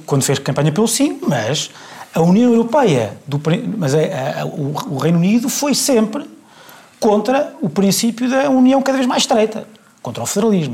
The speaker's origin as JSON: {"language": "Portuguese", "country": "Portugal", "said": "eu sou português"}